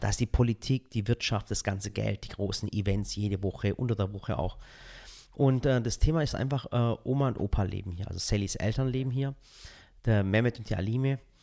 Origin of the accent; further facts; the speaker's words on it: Dotternhausen, Baden-Württemberg, Germany; accent: Swabian; also born or lived in Balingen; now in Waghäusel, Germany; ich bin im Dorf aufgewachsen und das hieß Dotternhausen